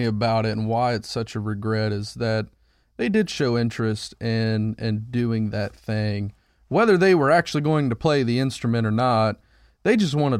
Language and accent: English; Ohio, United States; Because we're from Ohio, and that's where you go.